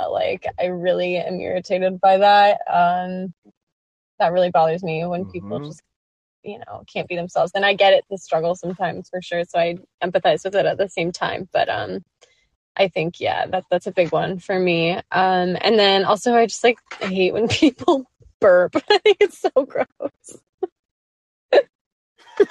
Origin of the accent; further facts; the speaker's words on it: Manhattan Beach, California, United States; I grew up in Manhattan Beach, California, which is a little beach town like 15 minutes south of LAX.